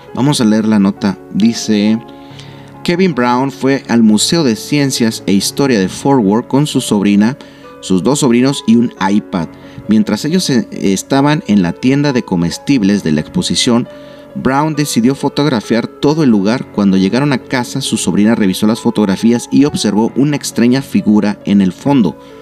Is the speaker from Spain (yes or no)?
no; Nuevo León, Mexico; los que somos aquí de, de Nuevo León